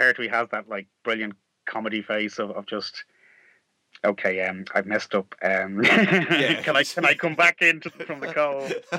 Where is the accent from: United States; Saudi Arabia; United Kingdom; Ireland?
Ireland; accent: Irish; but that's my Irish accent coming out.